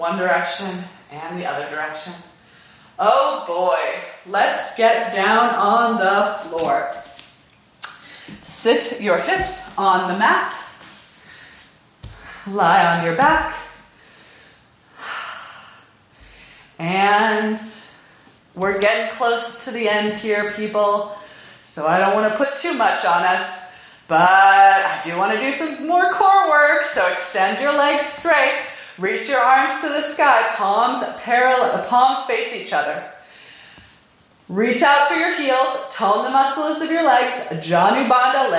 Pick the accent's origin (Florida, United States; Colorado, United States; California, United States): California, United States; I'm from California